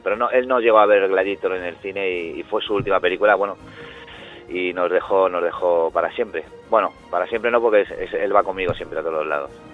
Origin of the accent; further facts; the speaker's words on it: Madrid, Community of Madrid, Spain; moved away as an adult; also born or lived in Granada / Alicante; now in Las Palmas, Spain; soy madrileño.